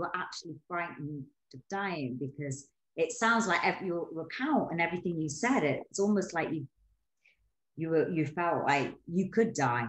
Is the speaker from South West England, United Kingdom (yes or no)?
no; Newcastle upon Tyne, North East England, United Kingdom; I'm from Newcastle.